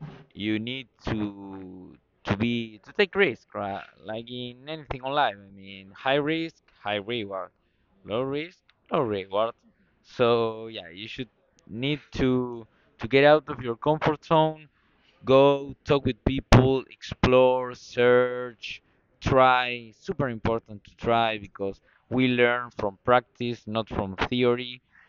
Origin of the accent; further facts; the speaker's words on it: Argentina; I'm from Argentina.